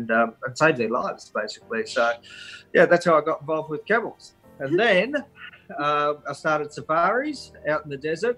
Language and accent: English; East Gippsland, Victoria, Australia; from East Gippsland.